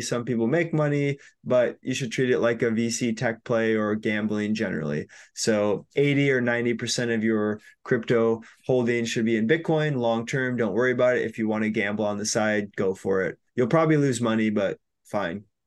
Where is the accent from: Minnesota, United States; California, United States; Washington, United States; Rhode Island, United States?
Minnesota, United States; also born or lived in Chiang Mai, Thailand / Bali, Indonesia; I'm from Minnesota, went to school here